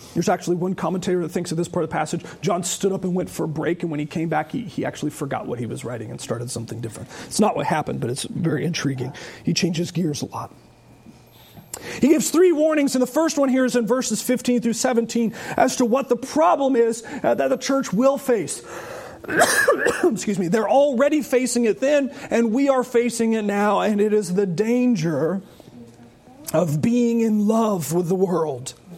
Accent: Charlotte, North Carolina, United States; I remember as a child actually growing up in Charlotte

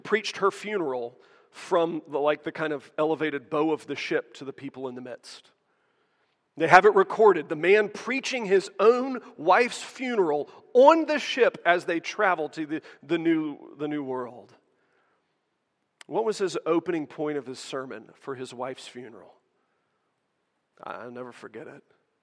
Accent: United States; as American Christians

